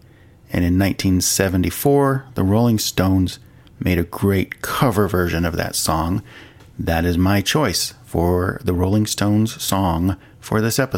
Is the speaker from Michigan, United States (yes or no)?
yes; Detroit, Michigan, United States; I was born and raised in Detroit in the 60s and 70s